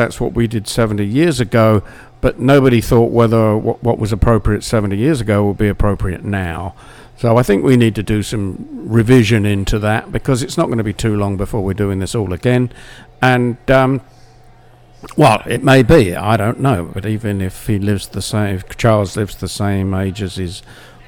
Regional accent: United Kingdom; as a Brit

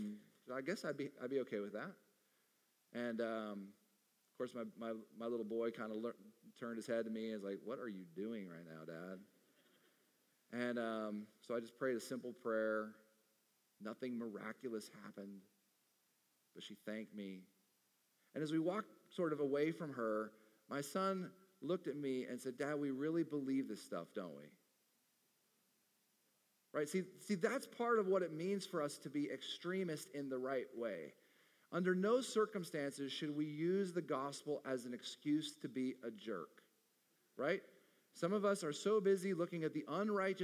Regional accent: Arizona, United States; my home state of Arizona

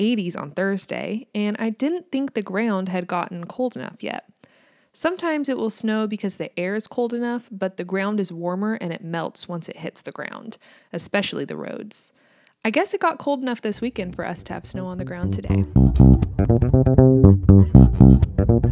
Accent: United States; also born or lived in Kansas

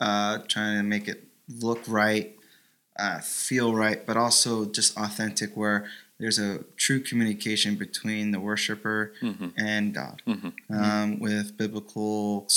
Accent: Orlando, Florida, United States; Orlando, Florida.

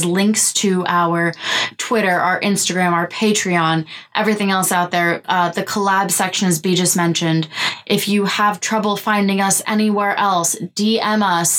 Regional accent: New York, United States; we are from New York

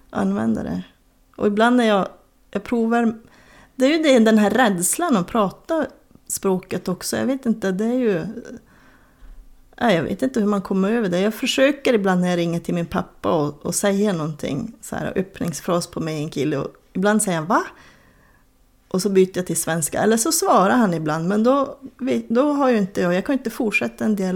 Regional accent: Lannavaara, Norrbotten County, Sweden; accent: Lannankeli; also born or lived in Kiruna; den variant med en kille som pratas i mina hemtrakter, säger jag nu fast jag är född i Kiruna, men i Soppor och Lannavaara.

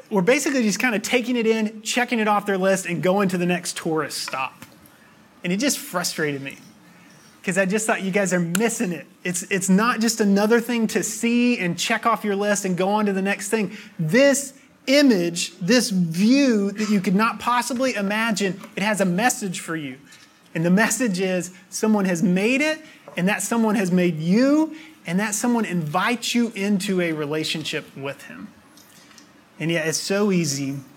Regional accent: near the Appalachian Mountains, United States; I grew up near the Appalachian Mountains.

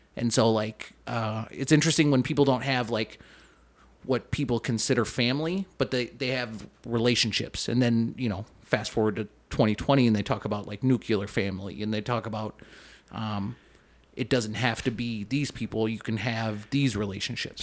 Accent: Saint Paul, Minnesota, United States; also born or lived in Bloomington, Minnesota; I grew up in, I grew up in Saint Paul. Um, we moved to Saint Paul when I was in, like, fourth grade from, like, Bloomington

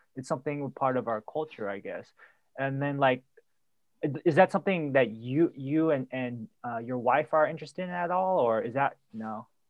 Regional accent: Milpitas, California, United States; I grew up in Mopitas next to San Jose

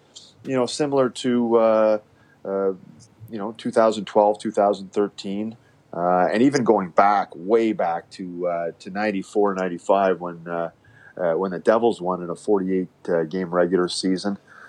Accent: Nepean, Ontario, Canada; Well, yeah, it was actually started a little bit before Nepean, where, both my parents were teachers.

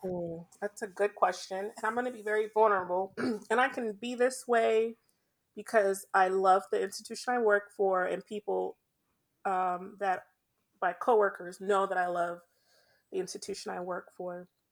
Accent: Jamaica; I'm Jamaican

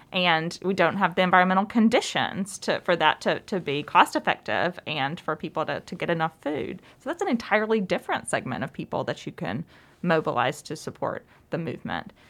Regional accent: Alabama, United States; moved away; I'm from Alabama

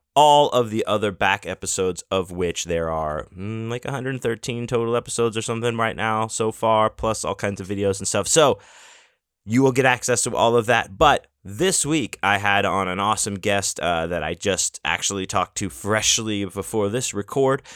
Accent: Houston, Texas, United States; my hometown, to Houston

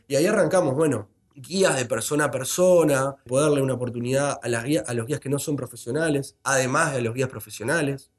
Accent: Montevideo, Uruguay; como montevideano

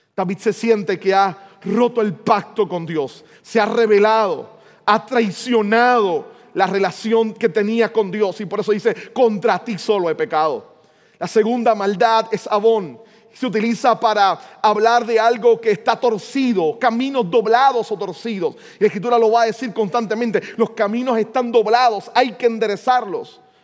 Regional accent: San Juan, Puerto Rico; la escuela donde yo me crié en el 20, en Río Piedra

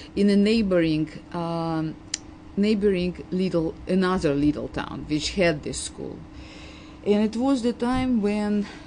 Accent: Tashkent, Uzbekistan; English is a second language; moved away as an adult; now in United States; my hometown, Tashkent

